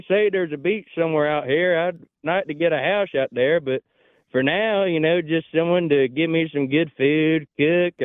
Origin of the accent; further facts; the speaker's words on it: Bowling Green, Kentucky, United States; moved away as an adult; now in Swingle, United States; I'm from Bowling Green, Kentucky